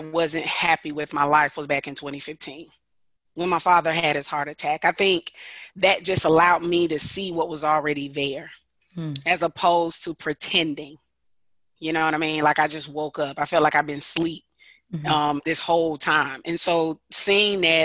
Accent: Decatur, Georgia, United States; I'm from Decatur, Georgia, which is a little bit outside of Atlanta. Born and bred here.

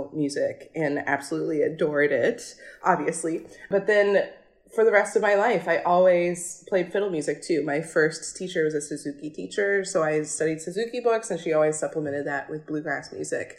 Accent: rural Kentucky, United States; I grew up in Kentucky, rural Kentucky

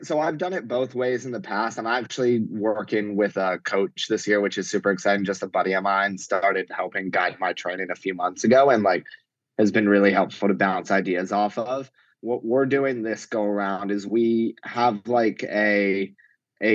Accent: New York City, New York, United States; also born or lived in Chicago; I live on the Upper West Side with my girlfriend, we love it. I'm born and raised like probably 4 miles from here in Lower Manhattan.

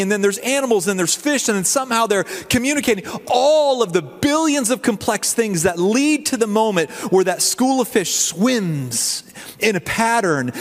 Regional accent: the South, United States; now in Indiana, United States; I'm from the South

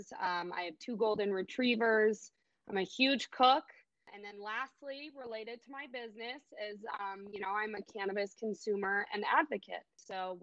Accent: Chicago, Illinois, United States; I was born and raised in Chicago, Illinois.

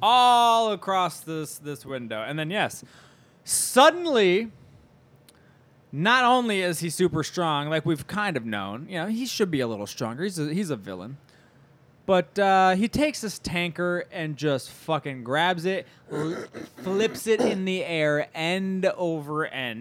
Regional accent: Midwest, United States; We're from the Midwest

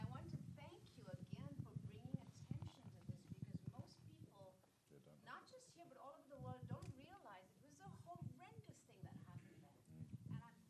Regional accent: Mumbai, Maharashtra, India; moved away; I am from Mumbai.

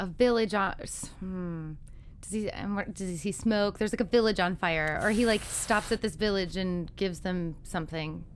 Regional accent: Chicago, Illinois, United States; I'm from Chicago

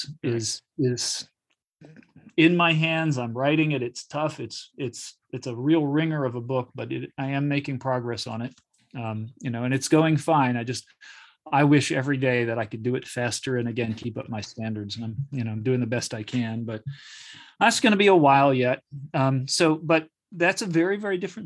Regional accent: Charlottesville, Virginia, United States; my hometown, which is Charlottesville, Virginia.

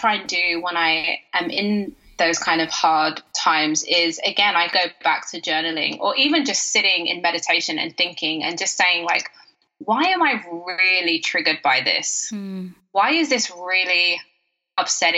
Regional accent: United Kingdom; I'm British

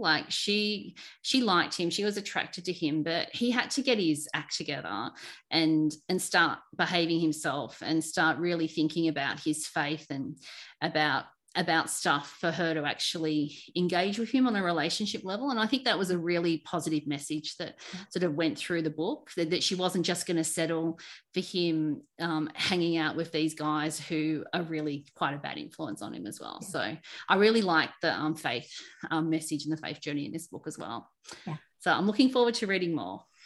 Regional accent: Australia; my background and, and, being an Aussie

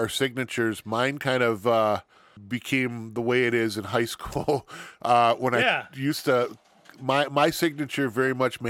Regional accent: Wisconsin, United States; I'm from Wisconsin, born and raised, lived here my entire life. I am a Scotty or a Badger, or whatever you want to call it.

